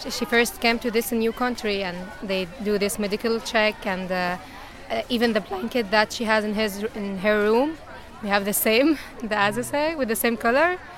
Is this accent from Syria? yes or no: yes; Syria; Dutch is a second language; moved away as an adult; now in Netherlands; ik ben 21 jaar. Ik kom uit Syrië en ik ben in Nederland sinds eh, bijna acht maanden.